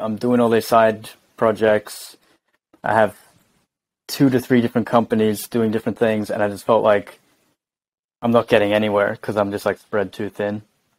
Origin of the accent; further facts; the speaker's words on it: Jervis Bay, Jervis Bay Territory, Australia; moved away as an adult; now in Stockholm, Sweden; I live in Stockholm, Sweden, but I'm Australian. I'm originally from Jervis Bay, Australia. So I've lived in Sweden for 4 years now. Maybe the accent isn't too strong.